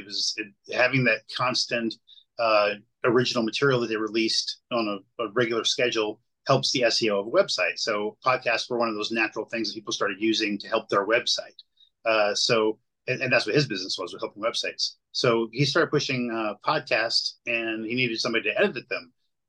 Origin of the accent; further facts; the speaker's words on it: the South, United States; maybe a sweet tea because I'm from the South, but that's about it.